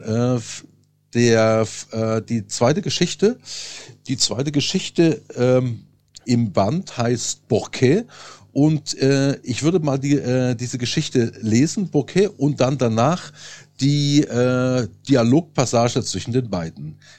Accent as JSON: {"language": "German", "region": "Saxony", "country": "Germany", "tie": "born or raised there", "also_born_or_lived": "Lake Constance / Paris", "moved": "as an adult", "lives_now": "Berlin, Germany", "said": "geboren 1970 in Sachsen"}